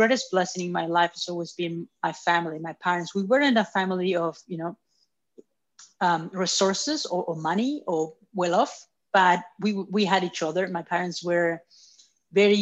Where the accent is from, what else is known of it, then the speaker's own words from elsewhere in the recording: Chile; now in Australia; I was born in Chile 30-some years ago.